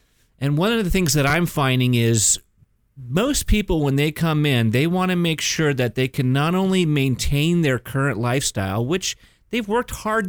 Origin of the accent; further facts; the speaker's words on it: Mission Viejo, California, United States; I was born and raised here in Orange County.